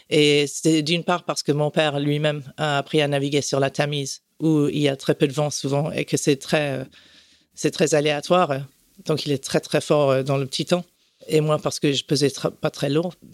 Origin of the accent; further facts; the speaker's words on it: France; also born or lived in Canada / Puerto Rico; Non, j'ai grandi en France, au Canada, à Porto Rico.